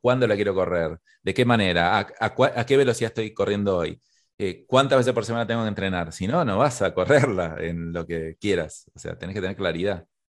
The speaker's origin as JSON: {"language": "Spanish", "country": "Argentina", "said": "soy argentino"}